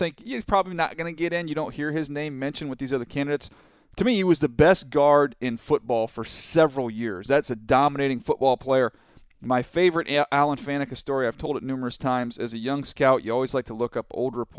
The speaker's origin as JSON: {"language": "English", "town": "San Diego", "region": "California", "country": "United States", "tie": "born or raised there", "said": "growing up in San Diego"}